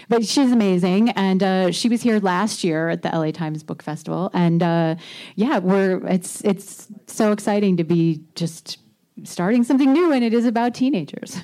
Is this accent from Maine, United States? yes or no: no; Indiana, United States; moved away; I grew up in Indiana